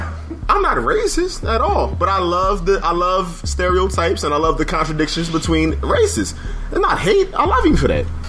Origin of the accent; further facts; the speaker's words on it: Philadelphia, Pennsylvania, United States; growing up in Philadelphia.